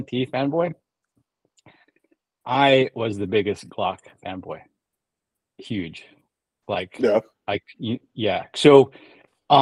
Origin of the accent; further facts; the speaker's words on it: California, United States; also born or lived in Chicagoland; I grew up in California